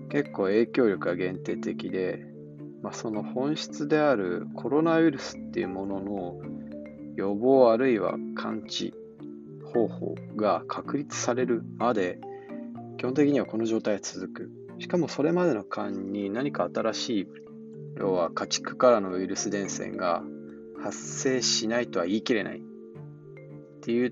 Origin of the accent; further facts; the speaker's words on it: Japan; 地方なんか、まあ僕、地方、ど田舎出身ですけど、地方なんか創生するもんじゃないというか